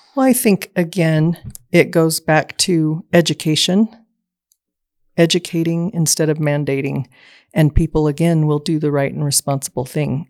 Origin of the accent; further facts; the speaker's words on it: Southeast Idaho, United States; I was born and raised in Southeast Idaho